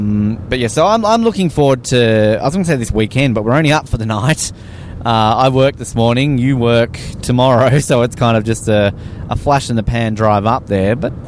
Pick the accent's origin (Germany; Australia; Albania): Australia; Hobart, Tasmania; moved away as an adult; also born or lived in Brisbane; now in Invercargill, New Zealand; I grew up in Hobart, which by are no means big cities.